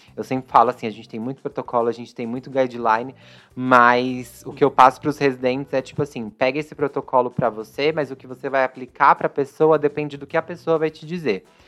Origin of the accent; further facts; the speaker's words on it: São Paulo, Brazil; Eu sou da Zona Leste aqui de São Paulo, sempre estudei em escola pública